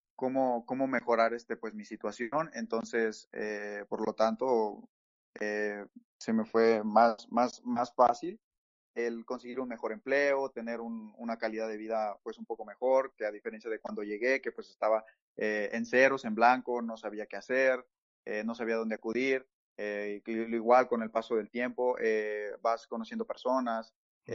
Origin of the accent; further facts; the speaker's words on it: Mexico; moved away as an adult; now in Toronto, Canada; en México, por ejemplo, eh, donde, de donde soy